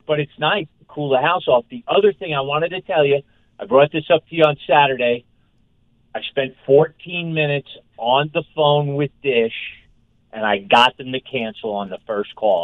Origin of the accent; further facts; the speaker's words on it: Northeast, United States; now in Denver, United States; I grew up in the Northeast